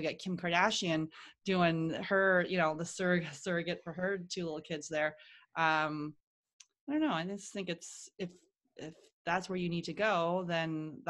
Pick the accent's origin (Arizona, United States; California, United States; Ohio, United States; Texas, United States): Ohio, United States; I'm just telling people I'm adopted and I'm from Ohio.